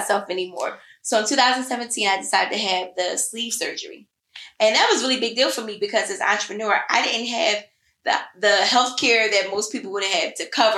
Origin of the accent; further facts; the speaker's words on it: Philadelphia, Pennsylvania, United States; I'm still from Philly